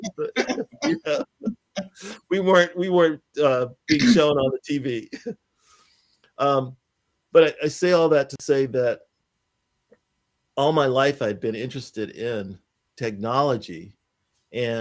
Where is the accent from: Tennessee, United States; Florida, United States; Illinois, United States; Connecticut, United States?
Florida, United States; Pensacola; moved away; I grew up in Pensacola, Florida